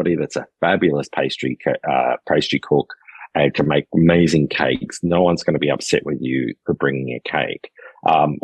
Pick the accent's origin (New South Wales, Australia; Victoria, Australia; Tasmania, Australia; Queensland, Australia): New South Wales, Australia; Wollongong; moved away as an adult; now in Poitou-Charentes, France; as an Australian